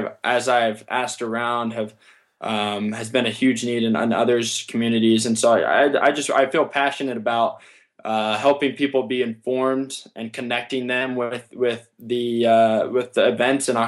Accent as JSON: {"language": "English", "town": "Summerlin", "region": "Nevada", "country": "United States", "tie": "born or raised there", "said": "in my hometown, Summerlin"}